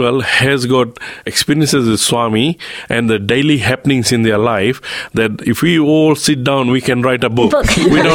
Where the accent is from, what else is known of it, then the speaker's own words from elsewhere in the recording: Fiji; now in Australia; I'm from Fiji